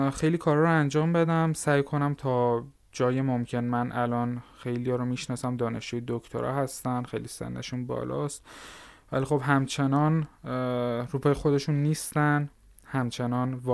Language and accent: Persian; Lar, Fars, Iran; born there; همطور که خودتون هم گفتید متولد سال 76 توی استان فارس به دنیا اومدم حالا دقیق رو بخوام بگم شهرستان لار لارستان